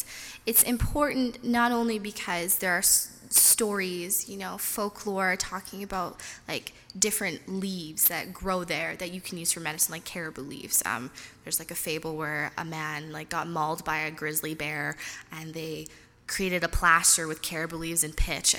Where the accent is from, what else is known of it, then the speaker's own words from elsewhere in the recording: Edmonton, Alberta, Canada; I grew up in Edmonton